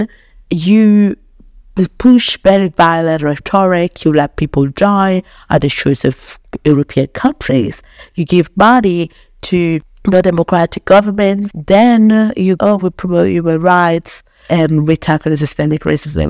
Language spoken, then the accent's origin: English; northern Italy, Italy; moved away as an adult; also born or lived in London, United Kingdom / Ghana; growing up in Italy